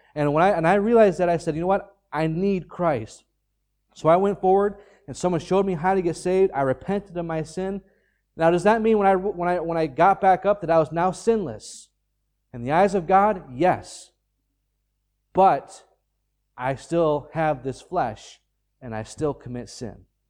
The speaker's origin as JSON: {"language": "English", "country": "United States", "moved": "yes", "lives_now": "Ireland", "said": "I'm an American citizen."}